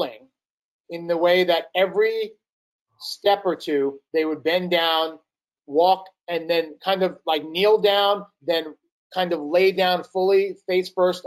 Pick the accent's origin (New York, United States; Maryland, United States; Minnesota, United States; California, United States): New York, United States; New York City; We're both from New York. He's from Long Island. I'm from Brooklyn